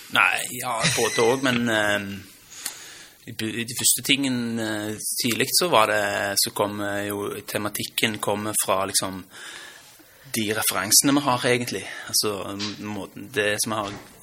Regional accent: Stavanger, Rogaland, Norway; born or raised there; accent: Stavanger dialect; also born or lived in Lørenskog

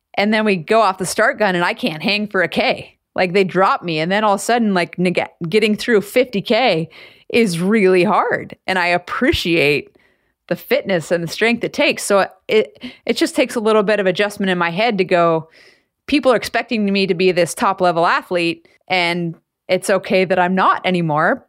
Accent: Anchorage, Alaska, United States; growing up in Anchorage

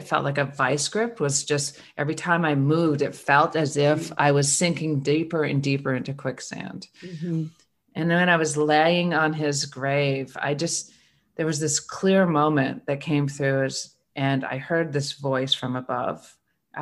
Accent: Vermont, United States; I was born and raised in Vermont

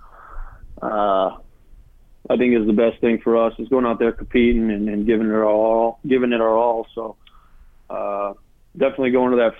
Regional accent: Cranston, Rhode Island, United States; that's my hometown

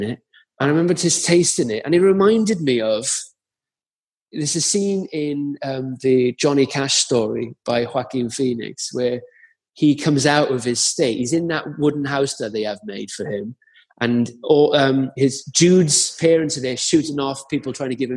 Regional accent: Caerphilly, Wales, United Kingdom; I'm a lad from Caerphilly

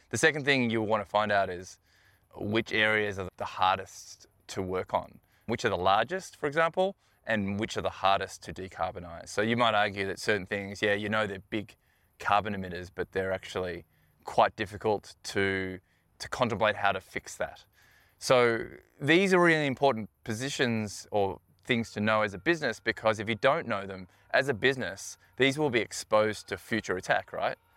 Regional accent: Melbourne, Victoria, Australia; now in New Zealand; I grew up in Melbourne

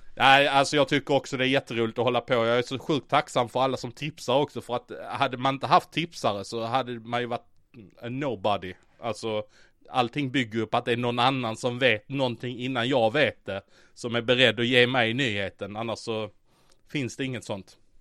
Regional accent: Skåne, Sweden; accent: Scanian (skånska); det var nog mitt skånska uttal

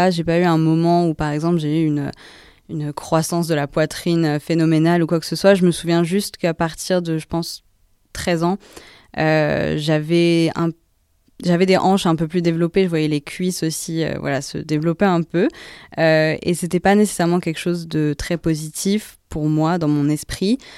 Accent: Paris, Île-de-France, France; also born or lived in Singapore; alors je suis née à Paris d'une maman singapourienne et d'un papa français normand. Donc euh, j'ai grandi à Paris jusqu'à mes trois ans et ensuite, comme euh, quand mon petit frère est né, on est parti à Singapour pour quelques années.

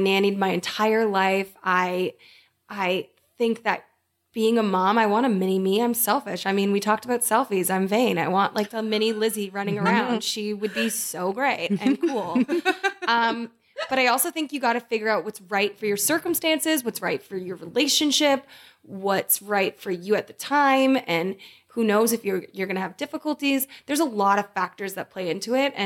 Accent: London, Ontario, Canada; moved away; I grew up in London, Ontario

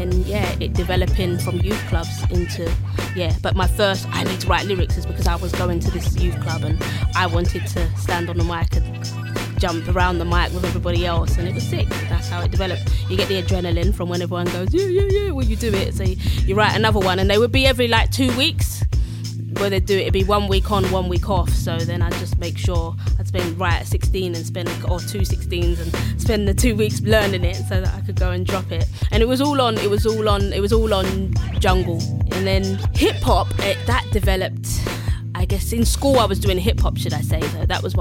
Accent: London, United Kingdom; we're from East

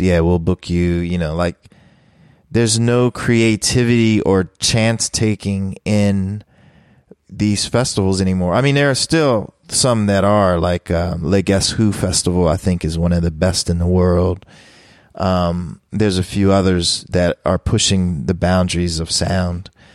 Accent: Philadelphia, Pennsylvania, United States; I grew up in Philly

